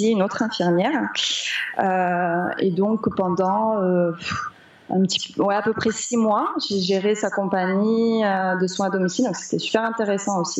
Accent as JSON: {"language": "French", "region": "Réunion", "country": "France", "said": "Moi, je venais de la Réunion, donc je me dis, bah voilà, ces deux îles, elles sont très proches, elles ont une histoire qui se ressemble un petit peu."}